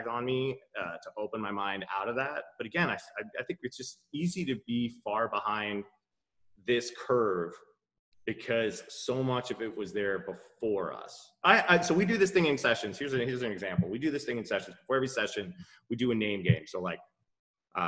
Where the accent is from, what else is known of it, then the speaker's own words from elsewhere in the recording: New York, United States; as a New Yorker